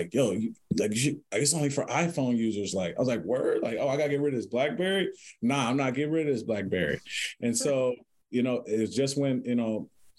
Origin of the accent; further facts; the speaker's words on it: Cincinnati, Ohio, United States; now in Columbus, United States; I grew up in Cincinnati.